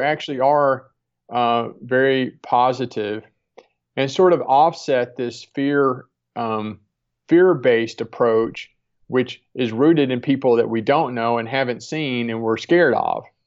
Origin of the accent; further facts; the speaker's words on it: Deep South, United States; I grew up in the Deep South